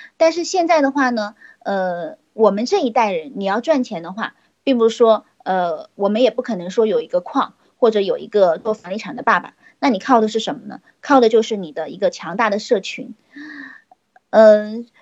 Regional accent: Nanchang, Jiangxi, China; 我来自江西的南昌

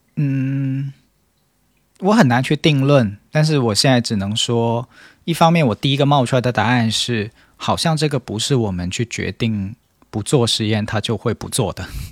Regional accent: China; 我们中国人现在舆论场里面所讨论的这个这个苦难式的婚姻

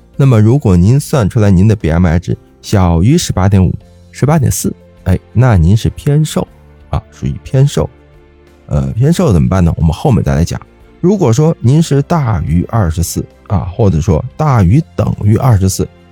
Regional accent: China; 我们中国人

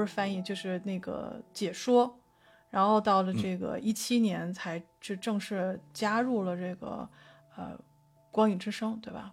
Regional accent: Beijing, China; 我作为一个北京人

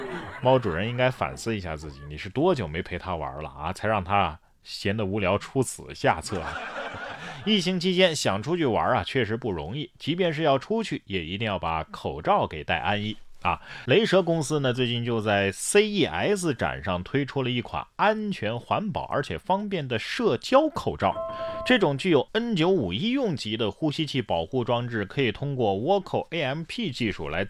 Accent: Sichuan, China; 咱们四川人也不能啊

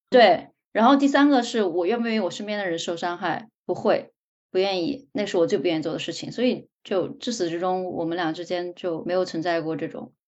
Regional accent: China; 就可能对于我们中国人而言

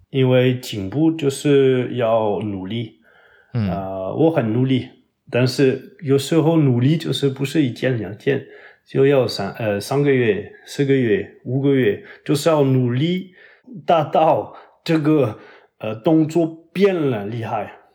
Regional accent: Toulouse, Occitania, France; Chinese is a second language; moved away as an adult; also born or lived in Paris, France / Foshan, China; 但是我在国的老家就是toulouse，法国南部

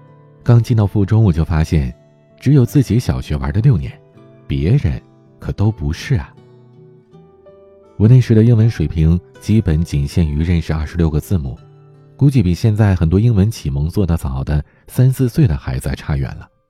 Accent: Beijing, China; 我是一个土生土长的北京孩子，小的时候在家门口一所普通的小学，真的是无忧无虑、天真烂漫，玩了整整六年。

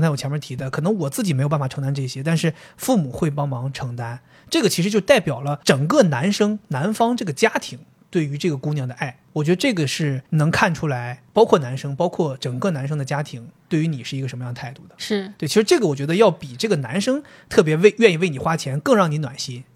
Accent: Dalian, Liaoning, China; accent: Dalian dialect; 就像我们大连话那边说的，就两好并一好了

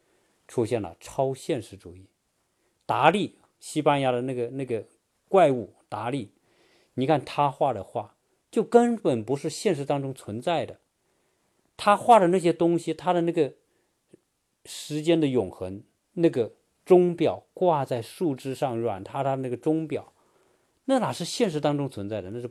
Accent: China; 当然，我们在中国长大的人，学中在中国学哲学的人，传统哲学都被认为说，唯物主义是对的，唯心主义是错的。

